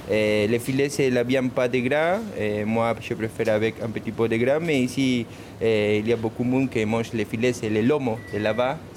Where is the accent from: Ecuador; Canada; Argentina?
Argentina; Buenos Aires; French is a second language; now in Paris, France; je suis argentin de Buenos Aires. La capitale La capitale, c'est ça. Je suis porteño, comme, comme c'est dit là-bas.